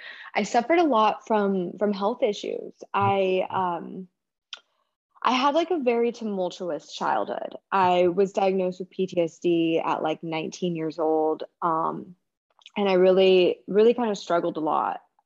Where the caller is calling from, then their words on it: San Diego, California, United States; I'm in San Diego, California.